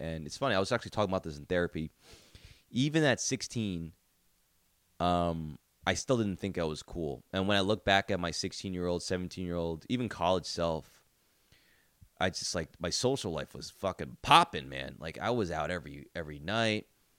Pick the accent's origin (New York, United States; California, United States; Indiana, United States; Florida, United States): California, United States; San Diego; I grew up in San Diego, and although the Chargers left for LA, I low-key still want the best for them.